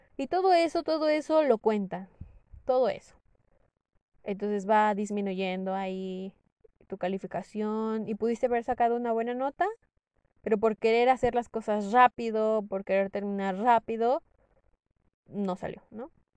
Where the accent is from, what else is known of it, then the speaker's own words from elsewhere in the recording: Morelos, Mexico; moved away as an adult; also born or lived in Toluca; yo soy del estado de Morelos